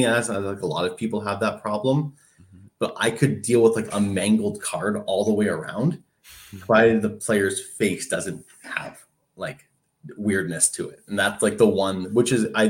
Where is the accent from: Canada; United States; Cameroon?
Canada; As a Canadian